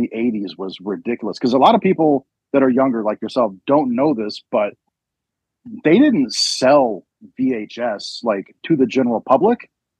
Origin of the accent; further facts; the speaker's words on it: California, United States; moved away as an adult; also born or lived in Missouri; now in Michigan, United States; And then in 2010, I moved from Missouri back to California, where I'm originally from.